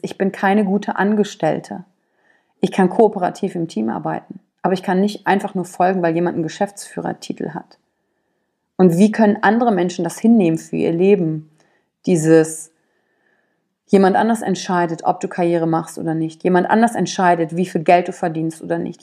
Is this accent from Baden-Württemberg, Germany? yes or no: no; Wülfrath, North Rhine-Westphalia, Germany; also born or lived in Shanghai; aufgewachsen bin ich in Wülfrath